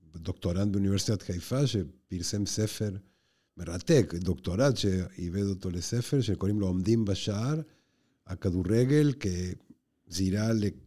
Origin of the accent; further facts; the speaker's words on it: Argentina; now in Israel; בשכונה שבה אני גדלתי בארגנטינה